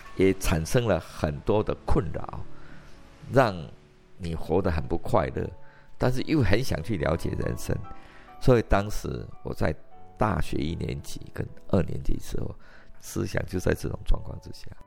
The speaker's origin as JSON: {"language": "Chinese", "town": "Fengyuan", "region": "Taichung", "country": "Taiwan", "tie": "born or raised there", "said": "我就是在丰原长大的"}